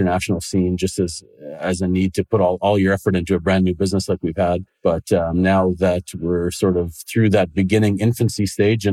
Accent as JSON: {"language": "English", "town": "Langley", "region": "British Columbia", "country": "Canada", "tie": "born or raised there", "also_born_or_lived": "England / Dublin, Ireland", "lives_now": "Surrey, Canada", "said": "my wife grew up in Coquitlam and I grew up in Langley"}